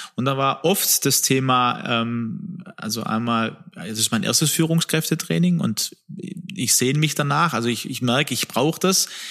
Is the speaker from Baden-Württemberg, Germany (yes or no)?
yes; Swabia, Baden-Württemberg, Germany; ich bin ja aus Schwaben